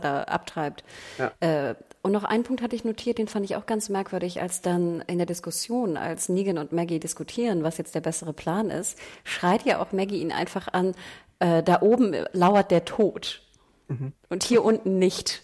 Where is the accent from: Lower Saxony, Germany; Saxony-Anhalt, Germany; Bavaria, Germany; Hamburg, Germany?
Hamburg, Germany; als Hamburgerin